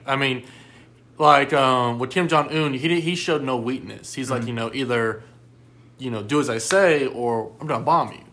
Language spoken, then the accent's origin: English; United States; as a person that lives here in the United States, as an American citizen